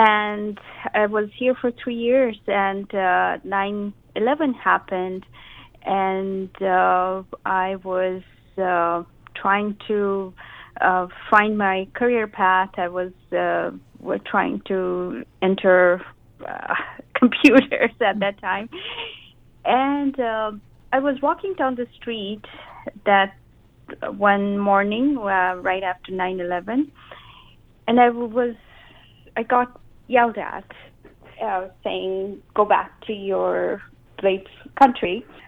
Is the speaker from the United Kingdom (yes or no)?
no; India; also born or lived in Japan; now in Seattle, United States; all my life I had moved around. Every few years I would move around in my home country, India. Then I moved to Japan, and then I had moved to Seattle.